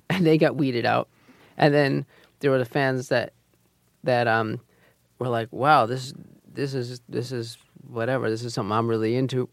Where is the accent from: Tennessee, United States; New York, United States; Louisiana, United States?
New York, United States; we grew up here in Manhattan